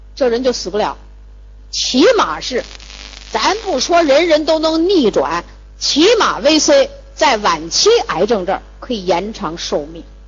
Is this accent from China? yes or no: yes; China; 我们中国人